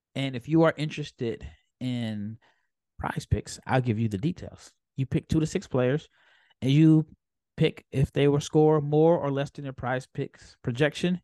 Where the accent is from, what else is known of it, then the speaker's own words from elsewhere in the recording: United States; as an American